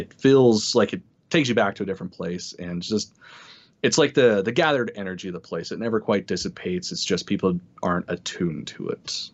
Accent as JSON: {"language": "English", "region": "Utah", "country": "United States", "accent": "Utah", "said": "My horrible Utah accent with Spanish"}